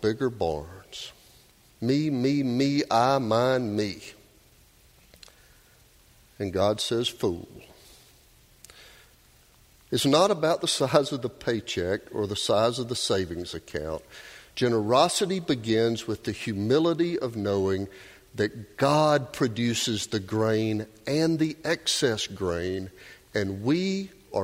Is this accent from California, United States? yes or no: no; Doraville, Georgia, United States; Melissa and I grew up in Doraville